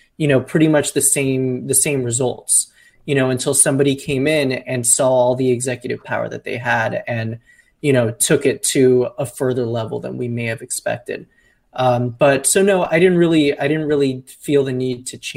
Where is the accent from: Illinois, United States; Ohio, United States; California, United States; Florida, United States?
Florida, United States; Miami; I'm from Miami.